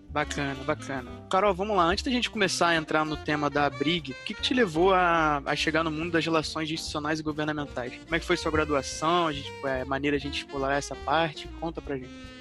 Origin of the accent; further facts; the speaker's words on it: Rio de Janeiro, Brazil; eu sou do Rio de Janeiro